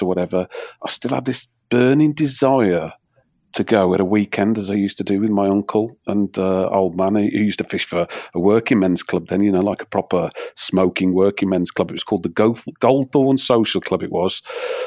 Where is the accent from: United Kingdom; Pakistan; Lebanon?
United Kingdom; Wolverhampton, West Midlands; I was brought up in near Whip Marines